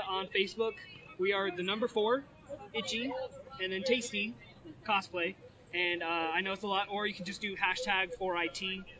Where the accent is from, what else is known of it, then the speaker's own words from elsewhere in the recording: Big Bear, California, United States; now in Orange County, United States; we're actually from Big Bear. We grew up together, … and myself and a couple of our friends. We've moved down to Orange County together